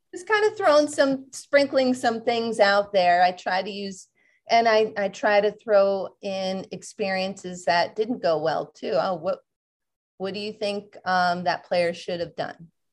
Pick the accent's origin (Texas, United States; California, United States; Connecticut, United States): Connecticut, United States; moved away; where I grew up in Connecticut